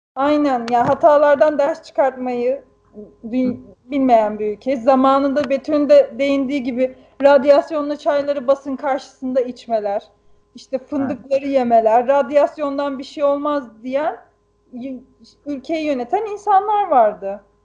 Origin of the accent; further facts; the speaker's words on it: Black Sea Region, Turkey; bizim köydeki dereleri, ben de çocukken hani yüzdüğüm o derelerde